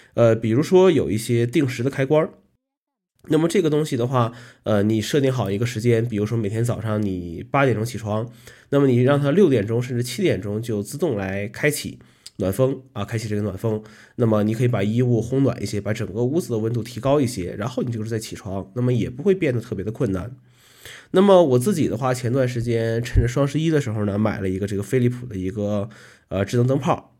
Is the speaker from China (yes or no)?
yes; Northeast China, China; moved away as an adult; now in Kunming, China; 来到昆明呢，已经十一年了啊，依然不是很喜欢昆明的冬天。呃，毕竟和北方不一样啊，这个从小生活在这个东北地区